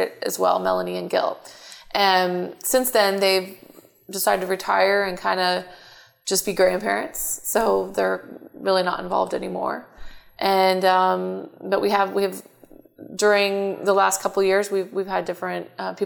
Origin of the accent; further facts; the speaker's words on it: Houston, Texas, United States; also born or lived in Katy, Texas; I grew up in north side of Houston